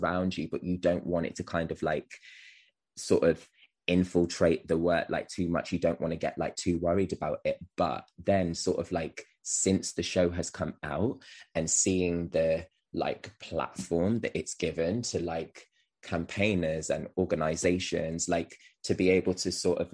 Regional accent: Wolverhampton, West Midlands, United Kingdom; I'm from Wolverhampton. I live in Wolverhampton.

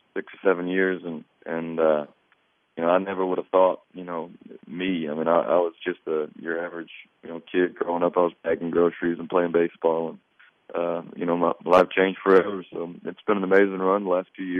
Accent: North Carolina, United States; I'm from North Carolina

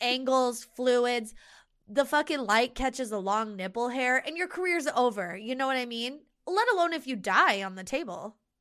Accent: United States; here, this is my native country with my native language and with my family

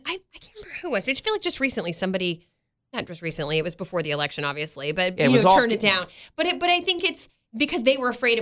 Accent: Baltimore, Maryland, United States; I grew up in Baltimore or near Baltimore

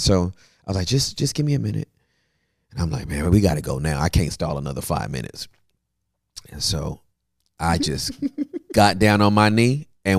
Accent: California, United States; I'm from Cali, man.

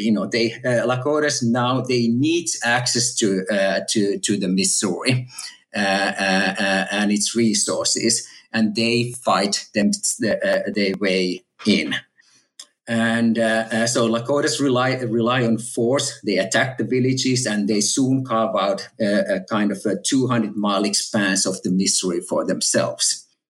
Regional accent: Finland; moved away as an adult; also born or lived in Texas, United States / California, United States; now in Oxford, United Kingdom; native Finn and I grew up in Finland

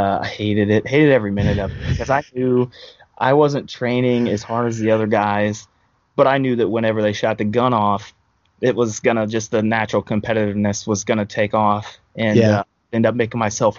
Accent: Hallsville, Missouri, United States; also born or lived in St. Louis, Missouri / Kansas City, Missouri; I'm from Hallsville, Missouri, sitting there right now. Grew up in Hallsville, went to school there, K-12.

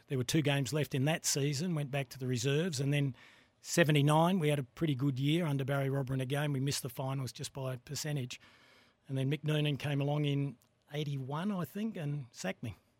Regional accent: Greenacres, South Australia, Australia; I grew up in Green Acres, so I played for Green Acres initially

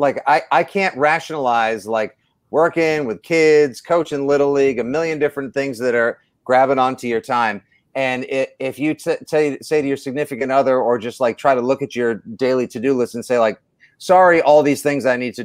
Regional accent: Braintree, Massachusetts, United States; in my hometown of Braintree, Massachusetts.

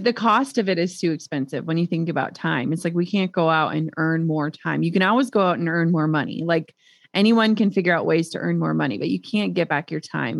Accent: Minnesota, United States; we're from Minnesota

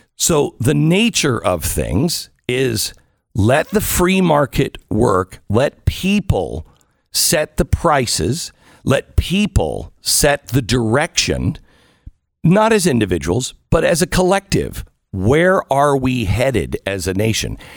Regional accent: Pacific Northwest, United States; I grew up in the Pacific Northwest, so I'm used to that kind of weather

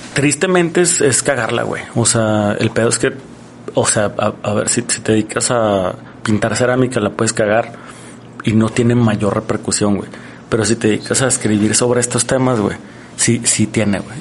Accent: Mexico; nosotros como mexicanos

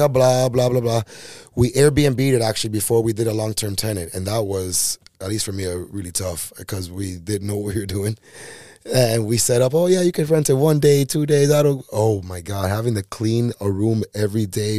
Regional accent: Miami, Florida, United States; I'm from Miami original back in the day. You know, yeah. Like I was born and raised here

